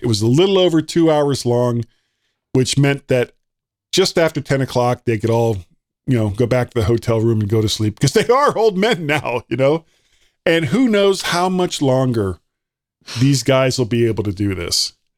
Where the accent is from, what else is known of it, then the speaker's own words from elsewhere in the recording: United States; I'm an American